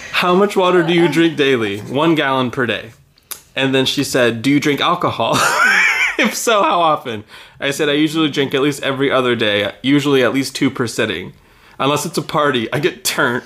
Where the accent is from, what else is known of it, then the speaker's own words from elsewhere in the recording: Texas, United States; I'm from Texas